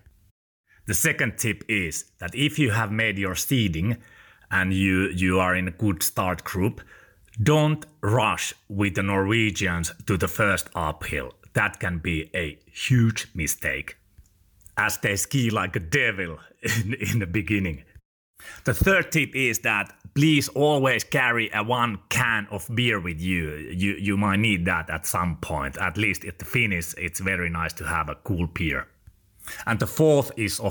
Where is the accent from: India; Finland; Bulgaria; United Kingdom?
Finland; I'm from Finland.